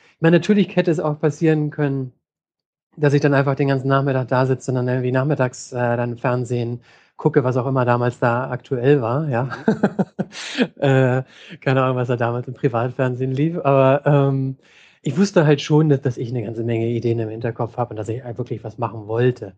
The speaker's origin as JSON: {"language": "German", "region": "Hamburg", "country": "Germany", "moved": "as an adult", "lives_now": "San Francisco, United States", "said": "ich komme ursprünglich aus Hamburg und bin inzwischen in San Francisco."}